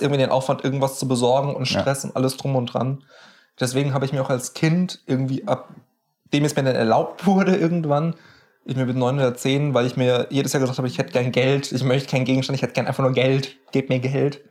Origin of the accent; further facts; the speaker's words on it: near the Knüll, Hesse, Germany; wo ich aufgewachsen bin, da gibt es so, so ein möchte gern Berg, nenne ich es mal, den mhm. Knüll oder das Knüllköpfchen